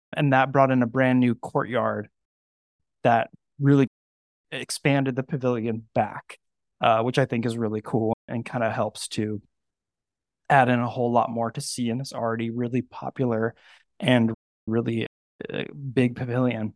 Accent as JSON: {"language": "English", "area": "Napa Valley", "region": "California", "country": "United States", "tie": "born or raised there", "said": "Napa Valley, California, where I grew up"}